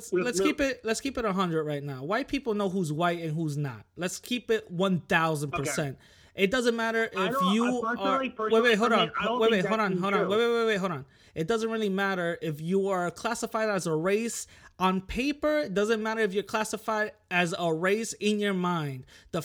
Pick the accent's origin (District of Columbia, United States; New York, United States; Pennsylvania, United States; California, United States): New York, United States; I'm from New York.